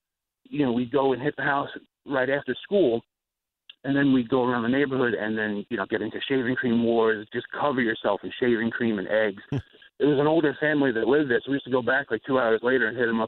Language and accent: English; Holbrook, New York, United States; now in Spring Hill, United States; where I grew up in Holbrook